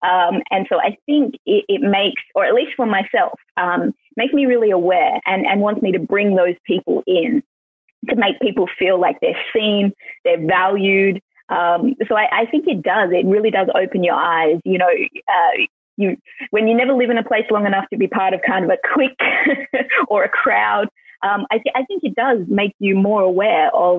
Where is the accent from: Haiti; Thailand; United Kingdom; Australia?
Australia; Melbourne, Victoria; born there; also born or lived in Queensland / Western Australia / Sydney; I was born in Melbourne, which I think most people have heard of, but I'm actually a pastor's kid. So we lived in the outback in Queensland. We lived in the far west, Western Australia. I've lived in Sydney.